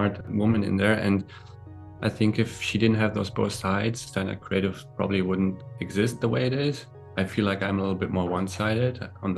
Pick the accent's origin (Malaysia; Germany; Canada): Germany; moved away as an adult; also born or lived in Berlin / New York; now in Los Angeles, United States; I grew up in Germany